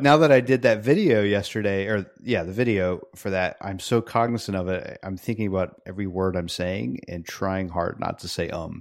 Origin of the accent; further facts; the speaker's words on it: United States; also born or lived in Peru; I come back from Peru to America